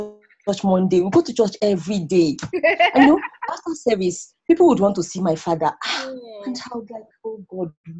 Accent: Kano, Kano State, Nigeria; also born or lived in Abia State / Katsina; I grew up in Nigeria.

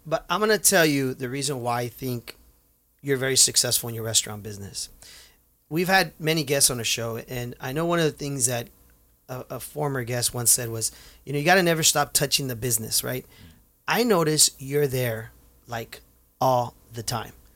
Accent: Santa Ana, California, United States; for us Santaneros that were born and raised there, when we see the name, it reminds us of us growing up in Santa Ana

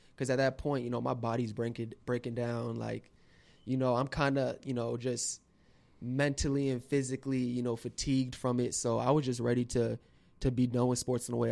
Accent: West Palm Beach, Florida, United States; also born or lived in Chicago; I was born in Chicago, and then we moved to West Palm Beach when I was four years old. So I just always say I'm a West Palm, South Florida boy

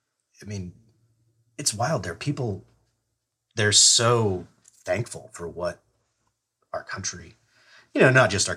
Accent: United States

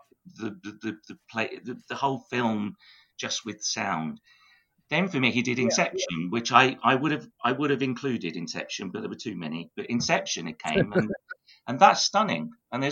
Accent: Tunbridge Wells, South East England, United Kingdom; my hometown Tunbridge Wells

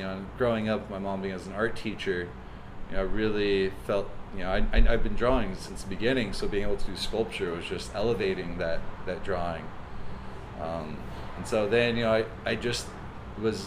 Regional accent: Phoenix, Arizona, United States; also born or lived in Hawaii; I'm originally from North Phoenix. I went to Thunderbird High School. And, you know, I grew up going, you know, living up there

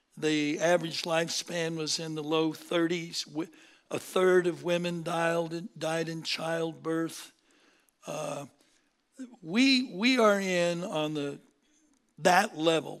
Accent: Seattle, Washington, United States; moved away as an adult; also born or lived in Berkeley, California; born and raised in Seattle, uh, came down to California

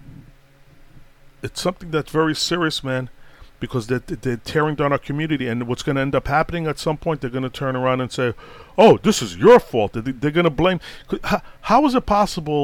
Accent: New York City, New York, United States; also born or lived in Boston, Massachusetts; when I grew up in Brooklyn, in them years, man, the 70s, early 70s to early 80s

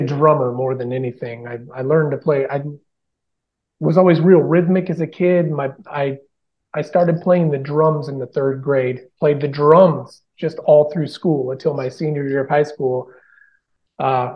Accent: Bonanza, Oregon, United States; now in Nashville, United States; growing up in Bonanza

